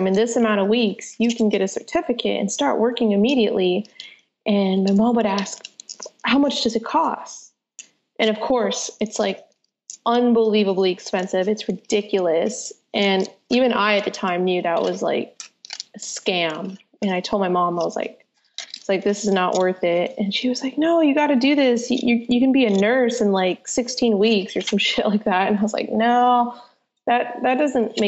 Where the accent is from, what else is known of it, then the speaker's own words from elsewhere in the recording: San Jose, California, United States; also born or lived in Santa Clara / Central Valley / San Francisco; I was born in Santa Clara and had lived in San Jose for much of my life. And then my mom decided to move us to the Central Valley where housing is cheaper